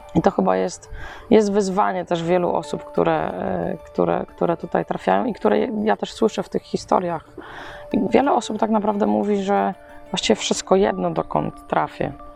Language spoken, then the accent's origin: Polish; Poland; jestem z Polski